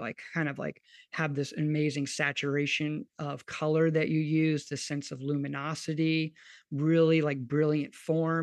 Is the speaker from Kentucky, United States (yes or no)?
yes; Kentucky, United States; now in New Orleans, United States; I grew up in Kentucky